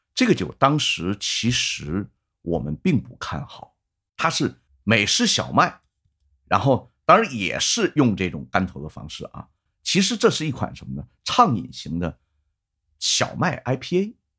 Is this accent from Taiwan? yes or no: no; China; 我作为一个中国的一个普通的一个啤酒爱好者